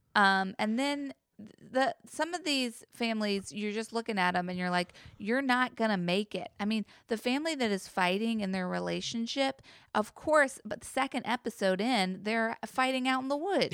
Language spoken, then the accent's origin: English; the Bible Belt, United States; a Christian rhetoric I remember from growing up in the Bible Belt.